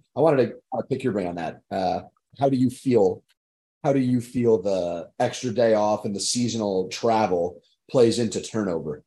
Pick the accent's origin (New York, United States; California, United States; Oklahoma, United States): New York, United States; Long Island; I am from Long Island, New York.